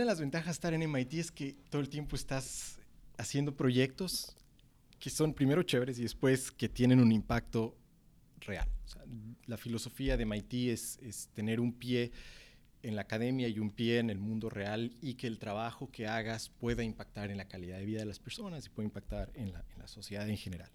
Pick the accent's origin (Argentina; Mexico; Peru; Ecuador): Ecuador; Cuenca, Azuay; moved away; los cuencanos extrañamos del motepillo